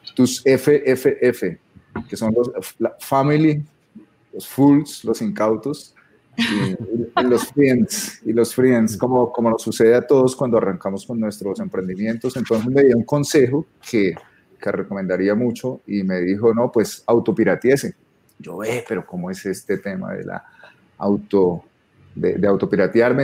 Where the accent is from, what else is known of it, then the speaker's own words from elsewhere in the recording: Bogotá, Colombia; soy bogotano